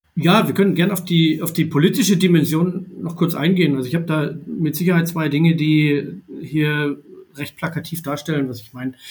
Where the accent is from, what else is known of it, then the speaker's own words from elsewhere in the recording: Baden-Württemberg, Germany; Ich bin äh, Jahrgang 82 in Baden-Württemberg geboren und aufgewachsen